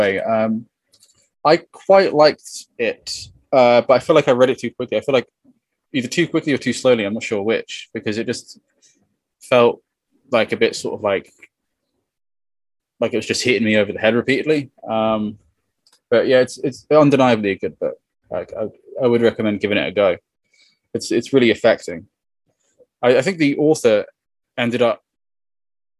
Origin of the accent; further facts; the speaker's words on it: Cambridge, East of England, United Kingdom; as an English person, right? So I'm from Cambridge, right? I was born in Cambridge, live in Cambridge.